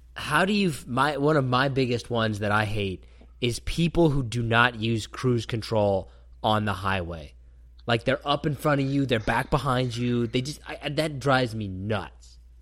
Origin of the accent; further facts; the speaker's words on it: Kansas, United States; growing up in Kansas